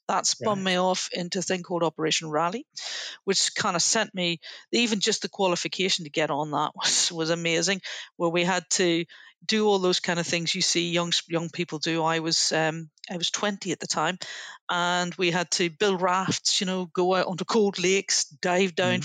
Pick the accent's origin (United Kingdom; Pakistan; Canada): United Kingdom; Northern Ireland; moved away; I grew up in Northern Ireland during the Troubles